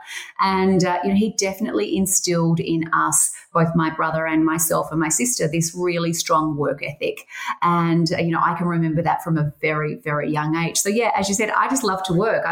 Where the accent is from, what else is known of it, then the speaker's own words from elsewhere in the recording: Geelong, Victoria, Australia; I grew up in Geelong and we were near the beach